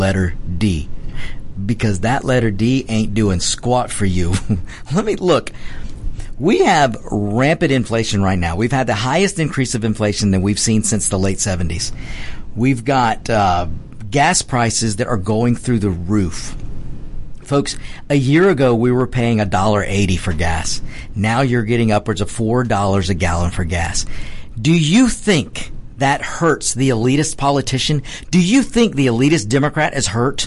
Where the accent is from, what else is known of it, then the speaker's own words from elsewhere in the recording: United States; We are Americans